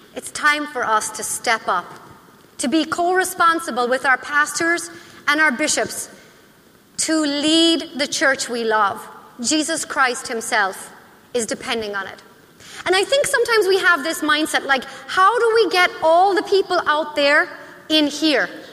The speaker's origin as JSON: {"language": "English", "country": "Ireland", "moved": "yes", "lives_now": "United States", "said": "I am Irish"}